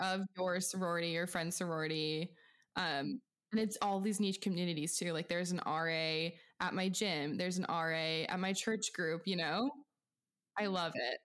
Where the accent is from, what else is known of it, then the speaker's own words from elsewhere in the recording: Pacific Northwest, outside of Seattle, Washington, United States; moved away; I'm from small town farm USA in um, the Pacific Northwest outside of Seattle